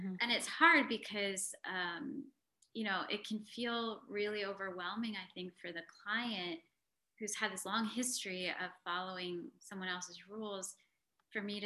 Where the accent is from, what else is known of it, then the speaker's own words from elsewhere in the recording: United States; being South Asian and growing up in America